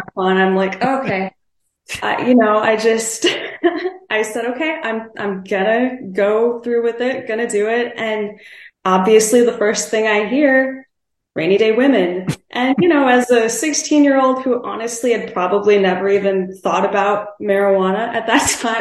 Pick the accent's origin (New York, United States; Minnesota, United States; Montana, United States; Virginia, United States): Minnesota, United States; Mankato; my hometown independent record store, Toontown in Mankato, Minnesota